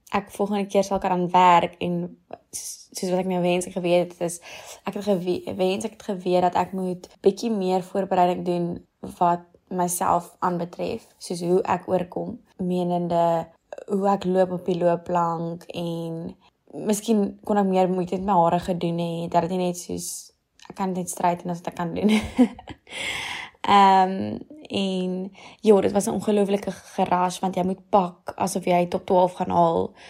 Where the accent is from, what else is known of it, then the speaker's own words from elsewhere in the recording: Stellenbosch, Western Cape, South Africa; ek kom van Stellenbosch